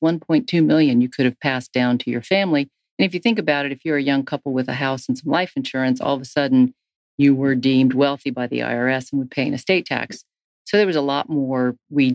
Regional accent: Tennessee, United States; I was from Tennessee

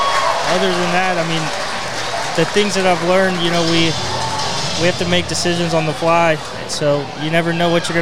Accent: Oconee County, Georgia, United States; I'm from Oconee County.

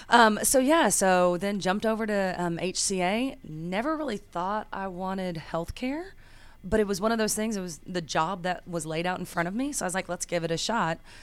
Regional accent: Bethany, Oklahoma, United States; moved away as an adult; now in Nashville, United States; I was born and raised in Bethany, Oklahoma, just a little small town right outside of Oklahoma City, and made my way to Nashville, Tennessee for college

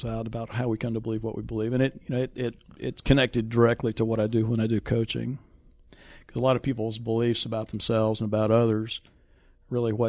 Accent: Raleigh, North Carolina, United States; moved away; also born or lived in Las Colinas, Texas; I was born in Rex Hospital in Raleigh, North Carolina

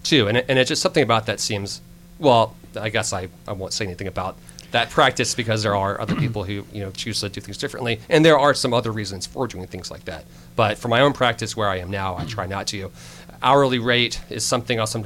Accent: Alabama, United States; moved away; I'm actually originally from Alabama

